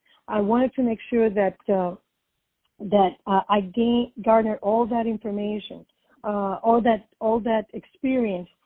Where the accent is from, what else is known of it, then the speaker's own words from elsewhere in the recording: Puerto Rico; also born or lived in New York; now in Florida, United States; I was born and raised in Puerto Rico